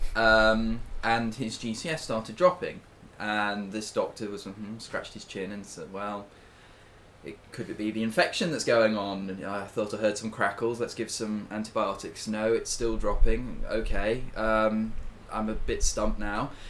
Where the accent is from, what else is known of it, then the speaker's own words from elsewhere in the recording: United Kingdom; we are British and proud